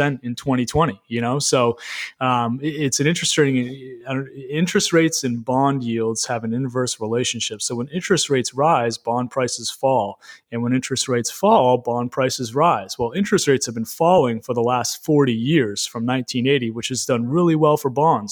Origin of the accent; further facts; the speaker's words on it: Greene, Maine, United States; also born or lived in Bangor, Maine / South Portland, Maine; now in Augusta, United States; I am, born and raised. So I was born in Green, which is a small town right outside of Lewiston.